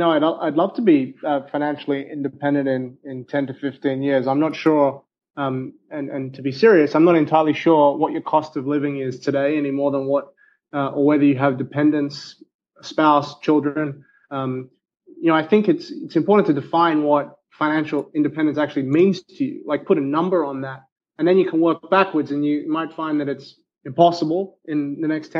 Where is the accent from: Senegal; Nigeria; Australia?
Australia; I'm Australian